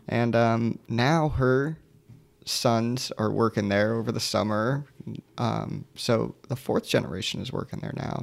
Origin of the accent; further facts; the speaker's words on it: Sarasota, Florida, United States; now in Orlando, United States; I grew up in Sarasota